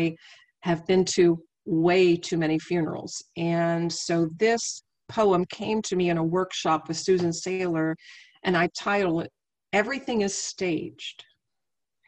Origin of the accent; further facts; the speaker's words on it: Wheeling, West Virginia, United States; also born or lived in Abingdon, Virginia; Wheeling, West Virginia is where I was raised, but I was born down in Virginia, in the Highlands, in Abingdon, Virginia